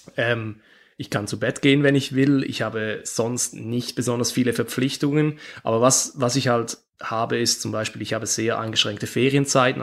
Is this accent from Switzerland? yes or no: yes; Switzerland; ich bin Schweizer